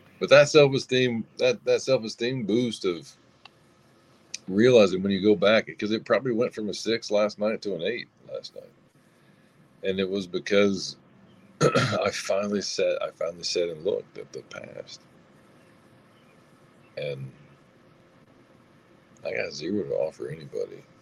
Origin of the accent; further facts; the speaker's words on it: the South, United States; I'm from the South